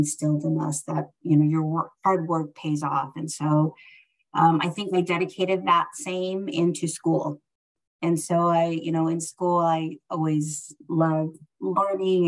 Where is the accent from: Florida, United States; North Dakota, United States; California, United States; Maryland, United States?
California, United States; San Fernando Valley; born or raised there; English is a second language